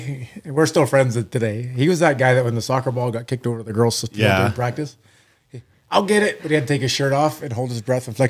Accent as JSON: {"language": "English", "town": "Dresden", "region": "Ontario", "country": "Canada", "said": "I was from Dresden, which is a very like 2,600 people."}